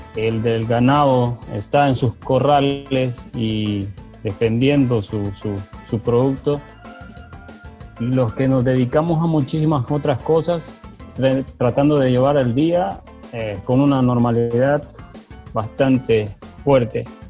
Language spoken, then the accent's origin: Spanish; El Salvador; also born or lived in Nicaragua; yo nací en Nicaragua y mis padres se volvieron de regreso a El Salvador durante el proceso de, paz en el 91 y vine a conocer acá. Así que me, eh, me fui formando en el Bajo Lempa